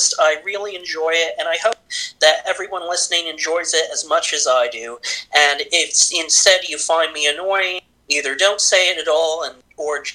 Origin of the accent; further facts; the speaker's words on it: New Jersey, United States; my home state, New Jersey